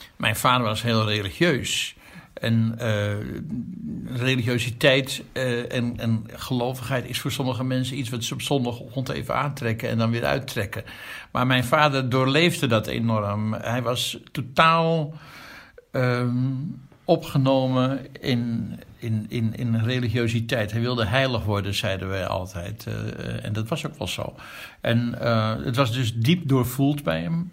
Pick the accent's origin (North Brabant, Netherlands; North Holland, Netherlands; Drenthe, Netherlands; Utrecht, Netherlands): North Holland, Netherlands; Amsterdam; ik ben geboren in een dorp, katholiek Amsterdam Zuid, jaren 50. Daar ben ik opgegroeid